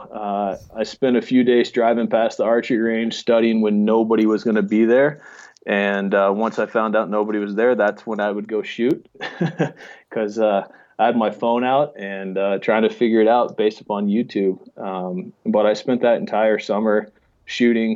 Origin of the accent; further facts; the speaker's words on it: Steamboat Springs, Colorado, United States; I grew up in Steamboat Springs, Colorado